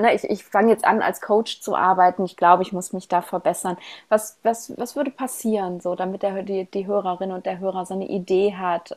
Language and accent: German; Ruhr area, North Rhine-Westphalia, Germany; accent: Ruhr dialect; ich komme ja aus dem Ruhrgebiet und wir haben ja eine sehr ähm, spezielle Sprache